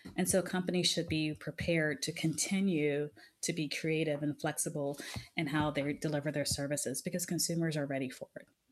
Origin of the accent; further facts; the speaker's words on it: United States; I was from the United States